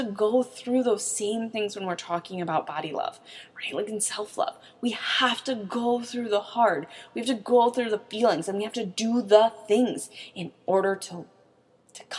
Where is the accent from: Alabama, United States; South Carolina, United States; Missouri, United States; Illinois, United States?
Missouri, United States; St. Louis; I'm from St. Louis